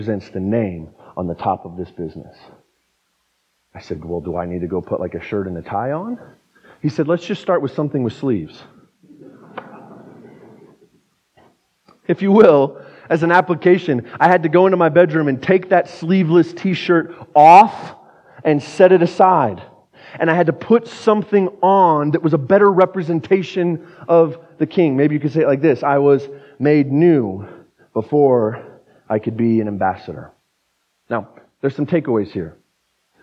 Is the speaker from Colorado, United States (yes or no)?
yes; Pueblo, Colorado, United States; now in Fort Collins, United States; I'm from Pueblo